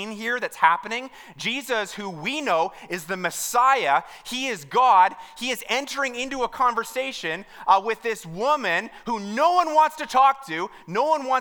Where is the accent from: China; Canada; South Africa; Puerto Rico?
Canada; Mount Albert, Ontario; I'm from Mount Albert